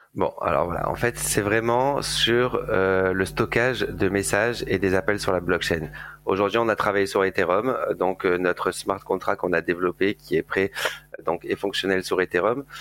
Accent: Marseille, Provence-Alpes-Côte d'Azur, France; je viens de Marseille, je suis né là-bas et j'ai fait mes études à Euromed à l'époque

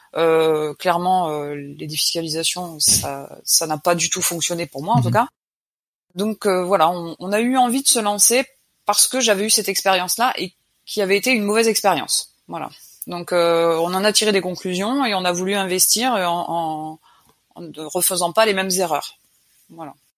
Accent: Picardy, Hauts-de-France, France; moved away as an adult; je suis originaire de Picardie

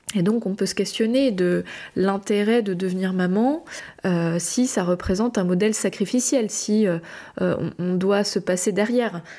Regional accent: France; je suis française

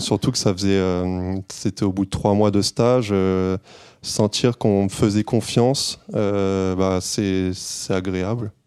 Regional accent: Clermont-Ferrand, Auvergne-Rhône-Alpes, France; moved away as an adult; now in Paris region, France; Moi, je suis pas de la région parisienne. En fait, je viens de Clermont-Ferrand.

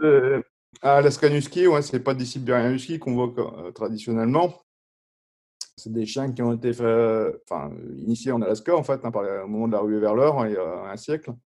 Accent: France; en étant français.

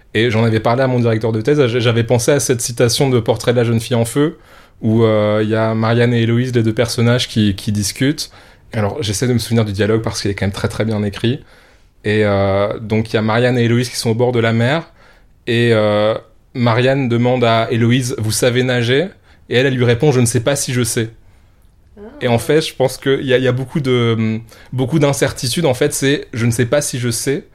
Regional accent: Strasbourg, Grand Est, France; je suis né à Strasbourg qui est le point le plus éloigné de toutes les mers possibles

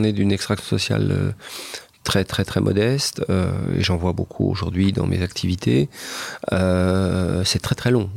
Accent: France; also born or lived in Japan; je sais que je suis un Français

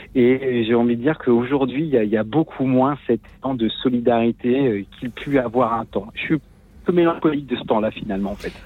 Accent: Lorient, Brittany, France; je suis de, de Lorient

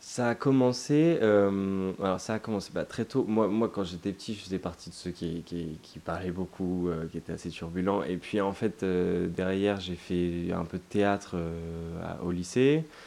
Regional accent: Toulouse, Occitania, France; je suis toulousain et on vit tous à Toulouse

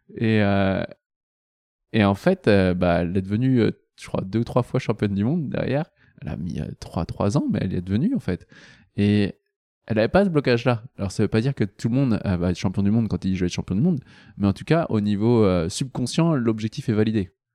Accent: Nantes, Pays de la Loire, France; je suis nantais à la base. à Nantes

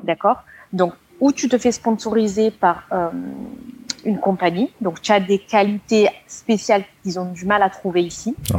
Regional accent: Marseille, Provence-Alpes-Côte d'Azur, France; moved away; je suis assez de Marseille.

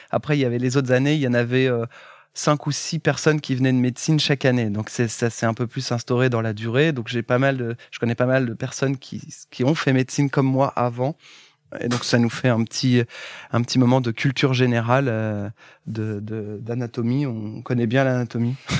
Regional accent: Châteauroux, Centre-Val de Loire, France; je viens historiquement du centre de la France où je suis né à côté de Châteauroux. Enfin, je suis né à Châteauroux.

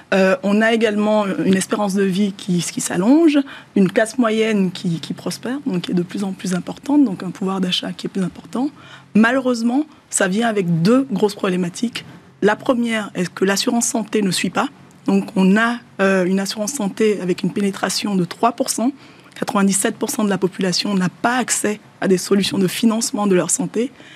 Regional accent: Benin; Le Yoruba est une langue qui est parlée au Bénin, dans mon pays d'origine

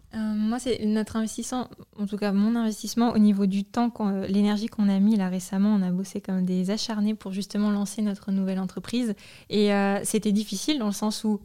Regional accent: Normandy, France; moved away; also born or lived in Paris; on vient de Normandie

